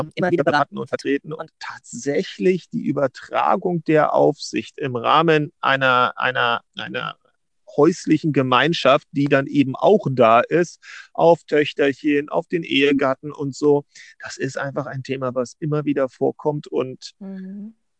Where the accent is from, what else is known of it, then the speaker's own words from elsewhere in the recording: Berlin, Germany; ich bin Berliner